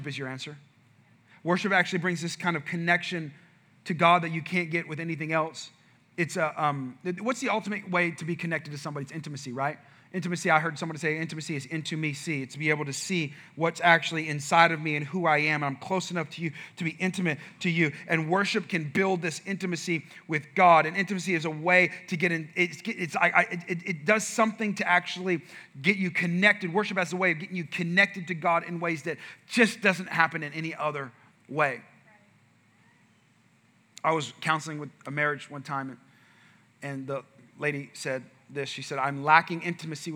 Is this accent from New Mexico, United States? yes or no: yes; New Mexico, United States; I grew up in New Mexico